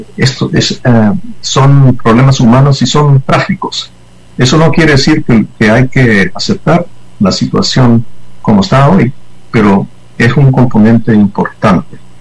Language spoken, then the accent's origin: Spanish; United States; como somos nosotros los gringos